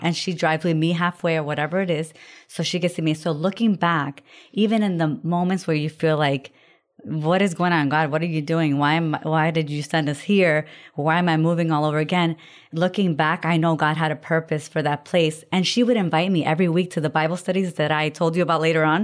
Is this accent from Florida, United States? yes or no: yes; Florida, United States; also born or lived in Puerto Rico; my husband and I grew up in Florida, and we're born in Puerto Rico